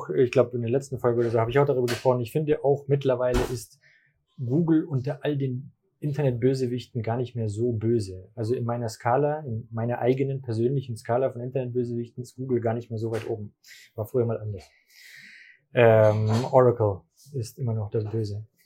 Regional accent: Swabia, Germany; Ich bin Schwabe

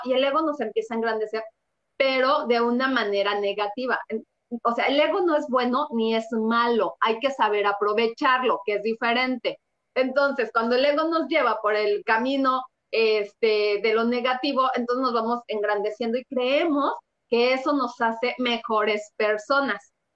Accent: Mexico City, Mexico; yo nací en el DF

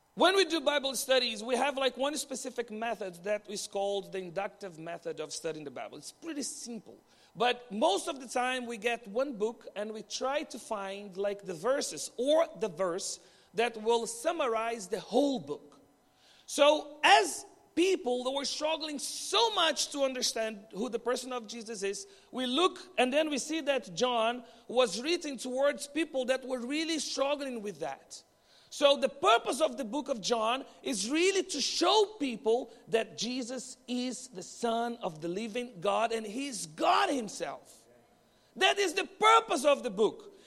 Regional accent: Brazil; moved away as an adult; now in Bahrain; from Brazil, and I'm married to Danny, also from Brazil

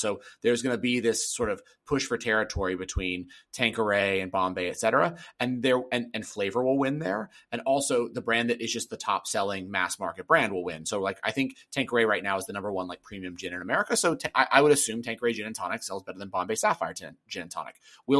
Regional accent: the South, United States; Yeah, man, I'm from the South.

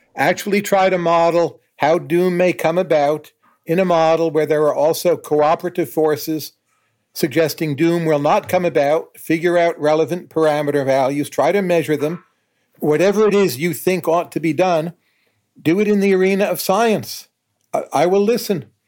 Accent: United States; as an American

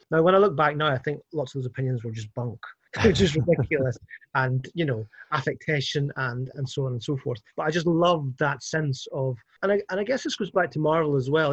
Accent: Northern Ireland, United Kingdom; also born or lived in Scotland; now in Glasgow, United Kingdom; I, I grew up in Northern Ireland

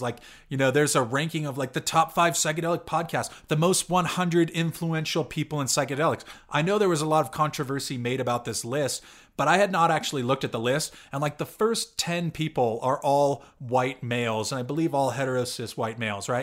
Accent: California, United States; I'm from California, and I went to school in the Bay Area

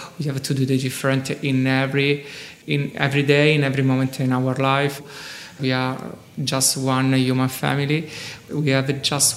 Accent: Rome, Lazio, Italy; I come from Rome

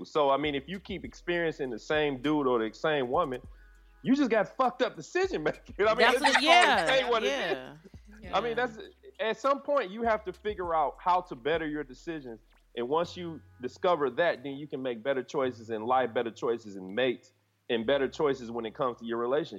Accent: Detroit, Michigan, United States; I know that because I'm from Detroit.

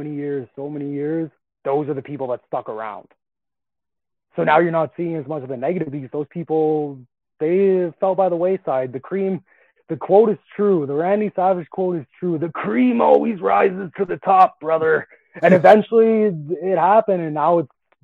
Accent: Calgary, Alberta, Canada; now in Edmonton, Canada; I live in Edmonton right now, but I'm from Calgary.

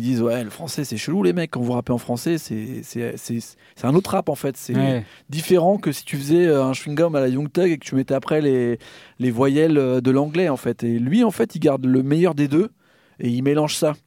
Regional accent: France; nous, en tant que Français

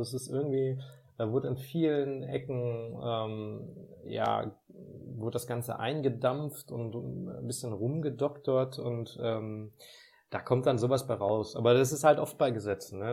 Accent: Ruhr area, North Rhine-Westphalia, Germany; ich komme aus dem Ruhrgebiet, da feiern wir Karneval

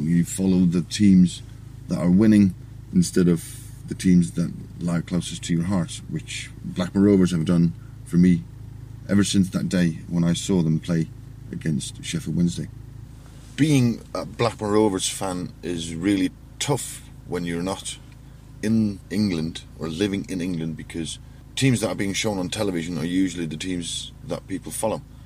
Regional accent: Faroe Islands; born or raised there

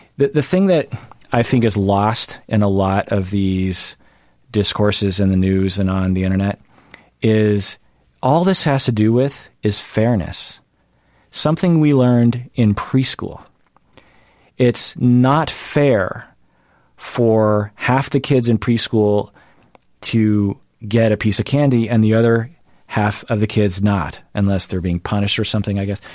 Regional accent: United States; I am Asian American

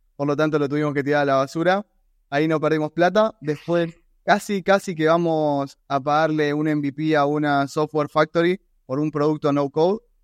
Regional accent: Argentina; soy argentino

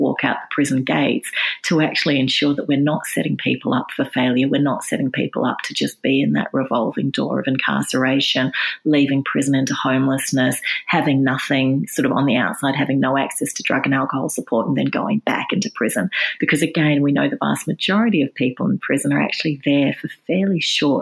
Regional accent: New South Wales, Australia; in New South Wales, which is my home state

